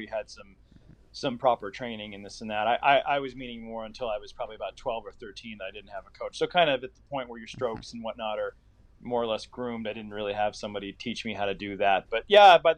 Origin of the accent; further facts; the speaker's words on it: Indianapolis, Indiana, United States; my hometown of Indianapolis